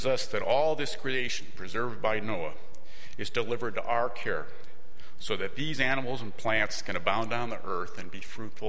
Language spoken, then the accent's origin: English; Diamond Lake, northeast Illinois, United States; moved away as an adult; now in California, United States; the farms and woods and shorelines of Diamond Lake in northeast Illinois, where my family lived